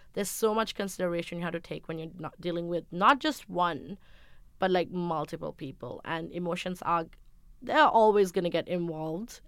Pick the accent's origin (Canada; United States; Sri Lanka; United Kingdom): Sri Lanka; I'm from Sri Lanka. I grew up in a traditional household.